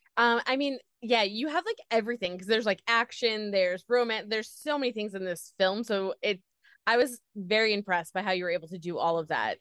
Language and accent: English; New York, United States; I'm from New York